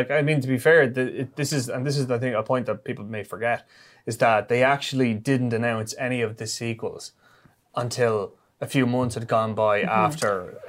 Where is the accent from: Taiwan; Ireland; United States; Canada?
Ireland; we as Irish people